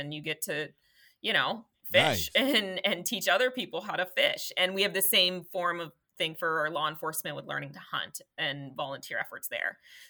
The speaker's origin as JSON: {"language": "English", "region": "Colorado", "country": "United States", "said": "I had to stick that in there. I'm technically from Colorado."}